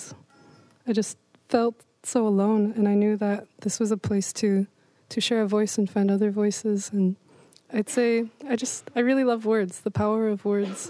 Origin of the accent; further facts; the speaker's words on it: Forest Grove, Oregon, United States; now in Portland, United States; I was raised in Forest Grove, Oregon